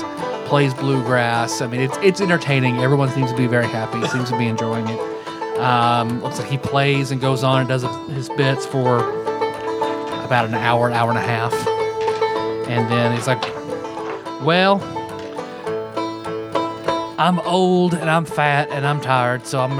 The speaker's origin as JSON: {"language": "English", "region": "Kentucky", "country": "United States", "said": "I am from Pike County, Kentucky."}